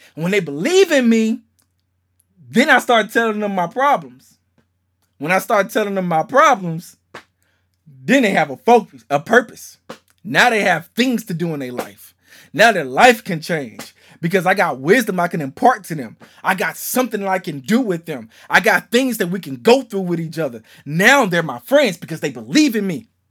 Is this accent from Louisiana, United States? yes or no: yes; Shreveport, Louisiana, United States; moved away; I'm from Shreveport, Louisiana